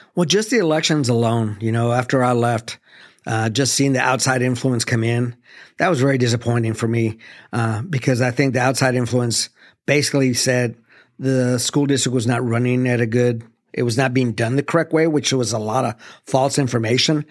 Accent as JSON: {"language": "English", "town": "El Paso", "region": "Texas", "country": "United States", "tie": "born or raised there", "also_born_or_lived": "Arlington, Texas / Mansfield, Texas", "moved": "yes", "said": "Growing up in El Paso"}